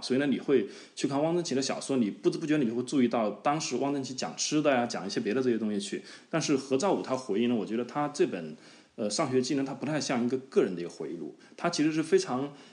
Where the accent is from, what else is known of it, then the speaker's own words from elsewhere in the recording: Hubei, China; accent: Hubei dialect (Southwestern Mandarin); moved away as an adult; also born or lived in Tianjin; 我是湖北人 但你们可能不太理解，就是作为一个湖北人，从小也会有一点身份认同上的疑惑